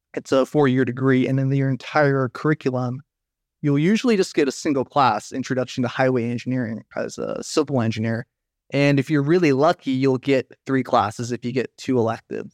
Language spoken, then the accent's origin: English; United States; moved away as an adult; also born or lived in Sacramento, California; now in Netherlands; I'm a transportation engineer from the United States